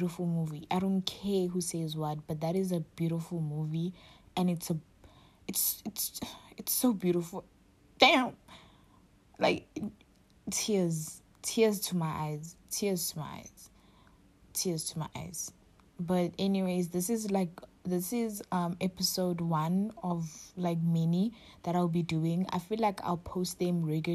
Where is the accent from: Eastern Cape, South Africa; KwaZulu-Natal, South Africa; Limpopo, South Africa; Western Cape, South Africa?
KwaZulu-Natal, South Africa; Durban; moved away as an adult; now in Cape Town, South Africa; I'm from KwaZulu-Natal, Durban, but I'm currently staying in Cape Town